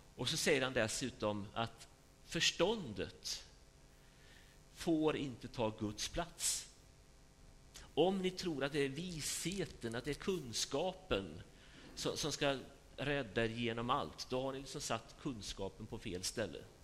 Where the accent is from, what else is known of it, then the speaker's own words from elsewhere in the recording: Sweden; vi är ju liksom marinerade i det här sättet att tänka som, som svenskar